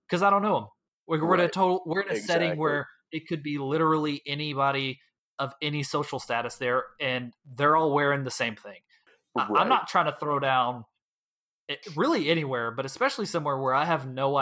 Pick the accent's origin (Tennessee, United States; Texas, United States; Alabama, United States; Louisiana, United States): Texas, United States; the Metroplex; also born or lived in Houston area, Texas; now in Houston, United States; we grew up in the Metroplex